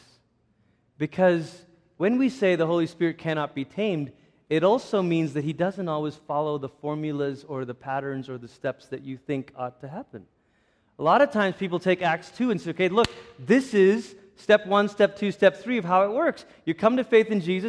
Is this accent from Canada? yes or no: no; Malaysia; I grew up in Malaysia